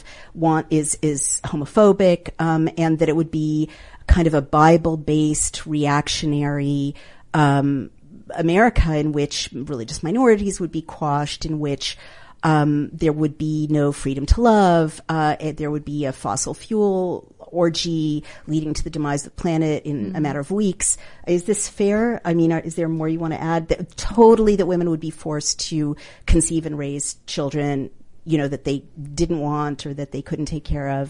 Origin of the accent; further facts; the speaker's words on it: New York, United States; We're both from New York